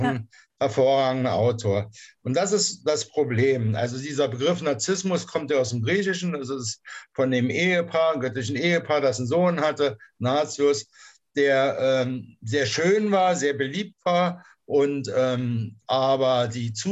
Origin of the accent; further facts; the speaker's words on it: Berlin, Germany; born there; moved away as an adult; now in Kassel, Germany; wohne in der Nähe von Kassel, hm. äh, bin geboren in Berlin, in der Charité, bin 1986 äh, in den Westen abgeschoben worden, lebe seitdem hier